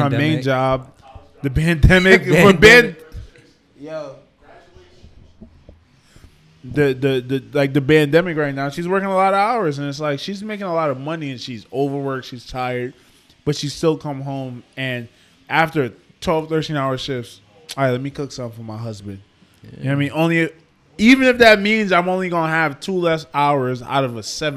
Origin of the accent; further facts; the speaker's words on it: Trinidad & Tobago; I'm from Trinidad, bro. That's where I come from